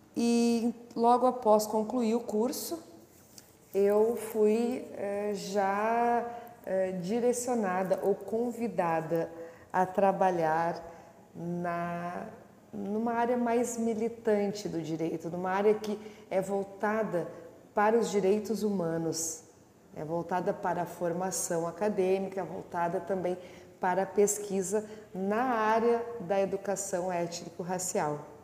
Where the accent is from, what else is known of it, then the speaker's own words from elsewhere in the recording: Porto Alegre, Rio Grande do Sul, Brazil; Nasci em Porto Alegre, no bairro Restinga, onde morei até os seis anos de idade